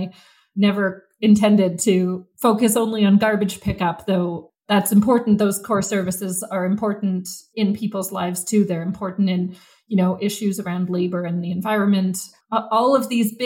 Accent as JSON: {"language": "English", "town": "Vancouver", "region": "British Columbia", "country": "Canada", "tie": "born or raised there", "said": "I grew up in Vancouver. I grew up on the west side of Vancouver"}